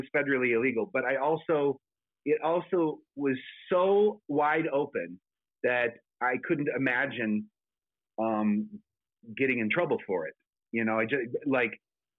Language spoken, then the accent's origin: English; South Dakota, United States; moved away; also born or lived in California; my home state of South Dakota